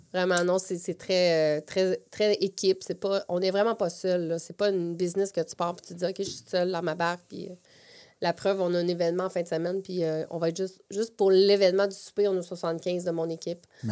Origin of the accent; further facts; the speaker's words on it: Plessisville, Quebec, Canada; moved away as an adult; now in Quebec City, Canada; je viens des Bois-Francs. Je viens mhm. de, la région de, de Plessisville